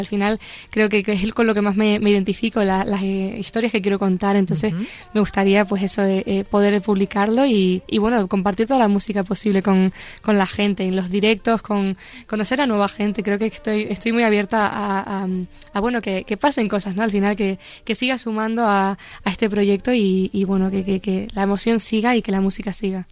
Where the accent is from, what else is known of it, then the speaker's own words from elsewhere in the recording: Los Llanos de Aridane, Canary Islands, Spain; moved away as an adult; now in Madrid, Spain; en la Plaza de los Llanos de Aridane, que es mi pueblo, la plaza donde yo crecí, donde pues eso, viví toda mi infancia